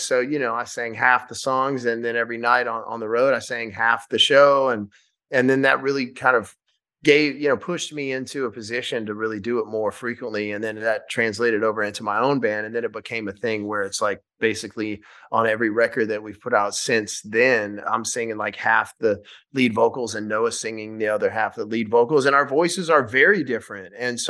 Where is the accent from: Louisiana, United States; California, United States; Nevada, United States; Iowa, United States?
Louisiana, United States; Shreveport; we filmed the first night of the tour in my hometown in Louisiana, in Shreveport.